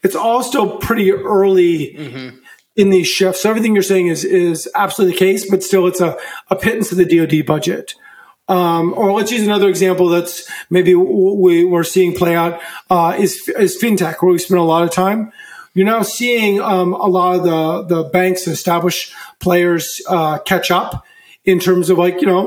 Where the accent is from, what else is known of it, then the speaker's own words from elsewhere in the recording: Virginia, United States; also born or lived in San Francisco Bay Area; now in San Francisco, United States; I grew up in Virginia, come out of the Bay Area.